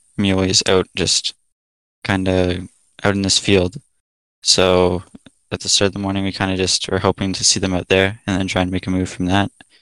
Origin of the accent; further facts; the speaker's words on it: Alberta, Canada; I'm originally from Alberta, I guess still currently in Alberta